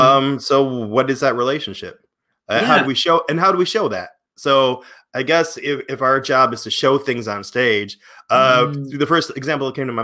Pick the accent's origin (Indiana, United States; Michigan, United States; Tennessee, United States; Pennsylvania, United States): Michigan, United States; Detroit; I was from Detroit